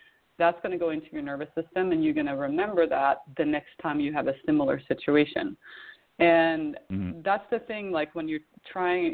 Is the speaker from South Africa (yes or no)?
no; Sweden; moved away; growing up in Sweden in the wintertime